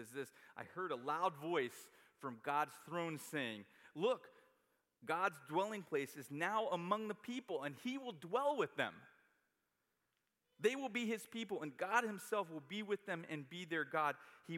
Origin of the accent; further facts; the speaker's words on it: New York, United States; I know where I'm going. I'm a New Yorker.